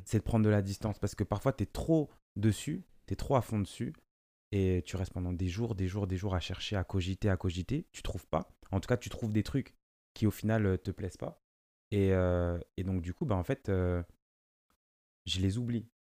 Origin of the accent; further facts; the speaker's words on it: France; first language Lingala; j'ai grandi ici, c'est ma France, et je suis français